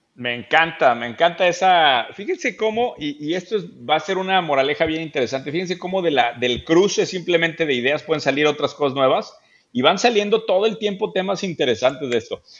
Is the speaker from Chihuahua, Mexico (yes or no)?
no; Querétaro, Mexico; me acordé mucho de mi infancia en Querétaro. Yo crecí en una, en una ciudad épica, Daniel, es el centro del universo, se llama Querétaro